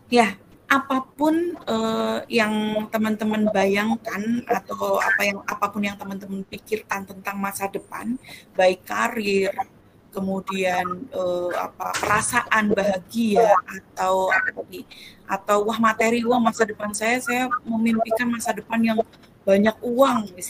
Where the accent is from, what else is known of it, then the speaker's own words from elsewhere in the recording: Bantul, Special Region of Yogyakarta, Indonesia; born there; Saya lahir di Bantul 26 Oktober 1985.